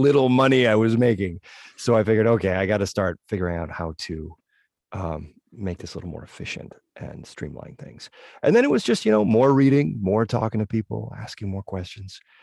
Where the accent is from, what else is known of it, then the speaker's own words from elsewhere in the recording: northwestern Connecticut, United States; my hometown, this weird little nook in northwestern Connecticut